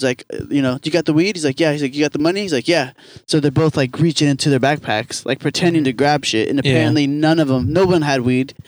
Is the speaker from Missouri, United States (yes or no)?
yes; Missouri, United States; also born or lived in Kansas City, Missouri; I grew up in Missouri.